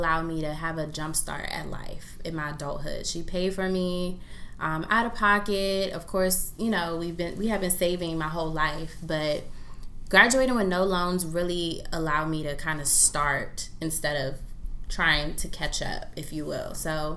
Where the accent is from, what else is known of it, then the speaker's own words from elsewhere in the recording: Prince George's County, Maryland, United States; I'm born and raised in Prince George's County, Maryland